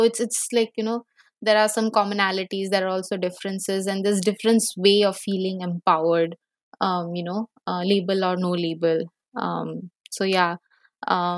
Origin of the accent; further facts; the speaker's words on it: Bhubaneswar, Odisha, India; I come from Bhubaneswar.